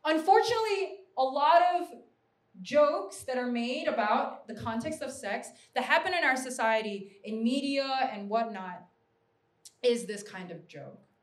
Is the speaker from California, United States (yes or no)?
no; New York, United States; I'm a New Yorker.